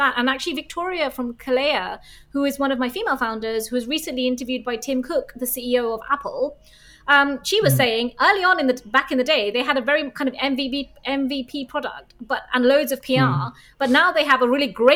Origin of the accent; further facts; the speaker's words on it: London, United Kingdom; moved away as an adult; also born or lived in Reading; now in Copenhagen, Denmark; I'm a Londoner, you know, like I feel very much, I went to university there, I feel like a Londoner